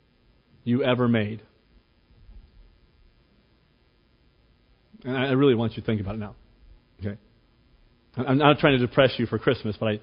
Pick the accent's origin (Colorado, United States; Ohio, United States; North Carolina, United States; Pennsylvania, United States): Ohio, United States; Cleveland; When I was 17 years old, growing up in Cleveland, came from somewhat of a poor family